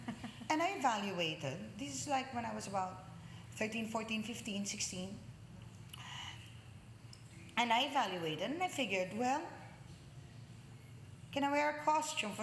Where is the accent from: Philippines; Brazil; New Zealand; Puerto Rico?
Philippines; Manila, Metro Manila; moved away as an adult; also born or lived in Los Angeles, United States / New York, United States / Chicago, United States; now in United States; I was born in Tondo